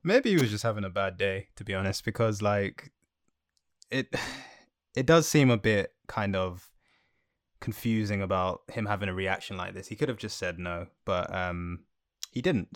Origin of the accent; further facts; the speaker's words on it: Jamaica; as a Jamaican